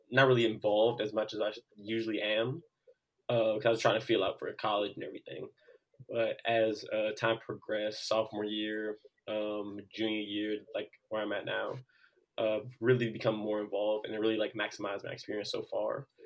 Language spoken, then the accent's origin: English; Washington, District of Columbia, United States; I'm an international relations major and legal studies minor, and I'm from Washington D.C.